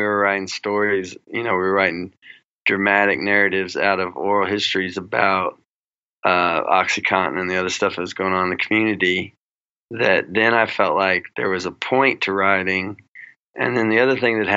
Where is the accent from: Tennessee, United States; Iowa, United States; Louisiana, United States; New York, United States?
Tennessee, United States; Kingsport; now in Harlan, Kentucky, United States; I grew up in Kingsport, which, you know, isn't in the coal fields